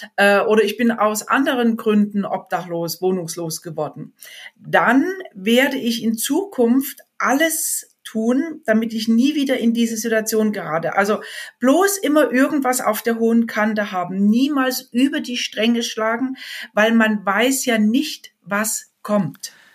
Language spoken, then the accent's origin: German; Germany; bei uns in Deutschland